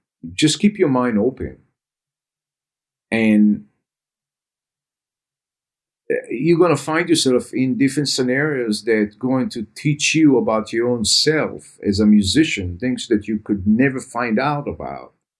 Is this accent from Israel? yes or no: yes; Israel; I grew up in Israel